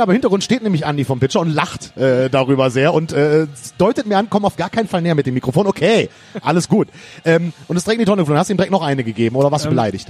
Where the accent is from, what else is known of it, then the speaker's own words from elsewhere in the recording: Rhineland, Germany; ich bin Rheinländer.